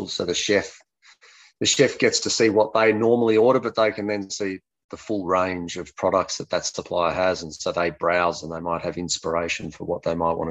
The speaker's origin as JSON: {"language": "English", "town": "Melbourne", "region": "Victoria", "country": "Australia", "also_born_or_lived": "Santiago, Chile", "said": "I'm from Melbourne, Australia, but was living in Santiago in Chile in South"}